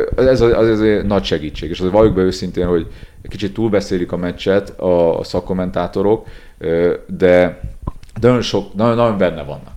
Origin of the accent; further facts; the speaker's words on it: Transylvania, Romania; now in Hungary; én erdélyi születésű vagyok